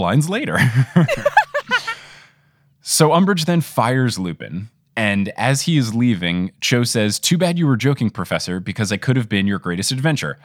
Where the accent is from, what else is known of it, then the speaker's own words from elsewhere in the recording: New Jersey, United States; I am very much a New Jersey born and raised boy